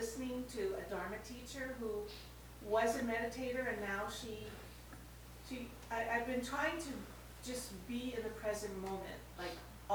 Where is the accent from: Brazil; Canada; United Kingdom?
Canada; now in United States; Growing up in Canada